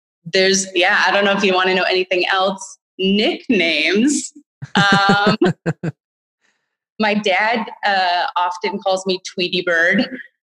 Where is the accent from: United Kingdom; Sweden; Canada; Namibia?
Canada; Winnipeg, Manitoba; moved away as an adult; also born or lived in Asia; I grew up and lived in Winnipeg up until about 5 years ago when I moved to Asia